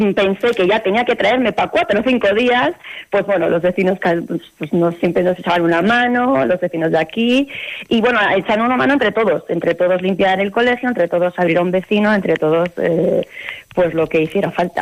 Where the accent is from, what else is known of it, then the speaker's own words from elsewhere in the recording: Basque Country, Spain; moved away as an adult; now in Montaña Palentina, Spain; yo procedo del País Vasco